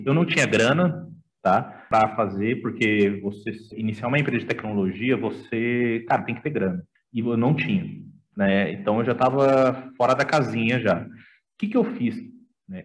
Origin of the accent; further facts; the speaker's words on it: Campo Grande, Mato Grosso do Sul, Brazil; voltei para minha terra natal, que é Campo Grande, tá? Sou de Mato Grosso do Sul